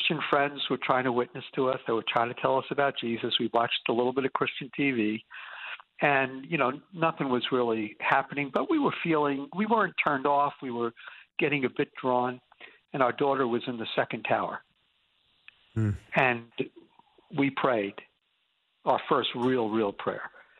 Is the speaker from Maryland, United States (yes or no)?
no; New York City, New York, United States; I'm a New Yorker, and we're a New York-based organization